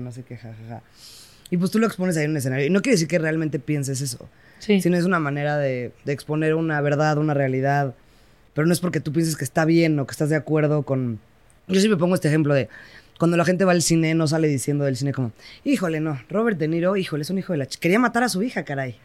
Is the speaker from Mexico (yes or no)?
yes; Querétaro, Mexico; yo crecí en Querétaro